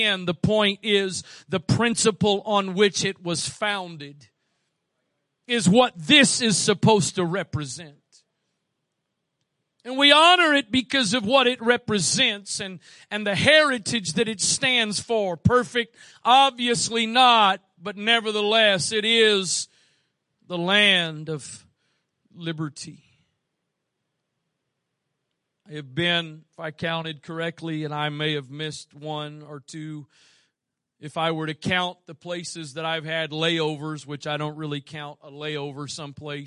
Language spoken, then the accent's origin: English; United States; I was born here. But I'm thankful I was born here